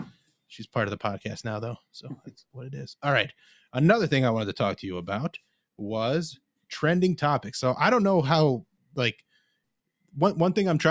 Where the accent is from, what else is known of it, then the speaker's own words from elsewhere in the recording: Cleveland, Ohio, United States; I grew up Mormon, and I grew up in Cleveland.